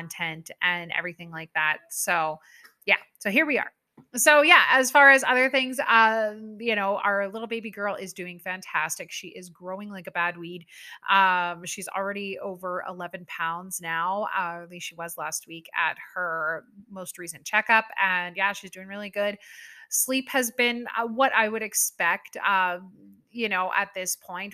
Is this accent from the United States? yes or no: no; Canada; I am a Canadian person through and through